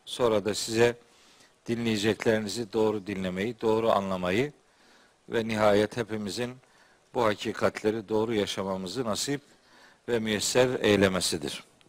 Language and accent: Turkish; Trabzon, Turkey; bir Trabzonlu olarak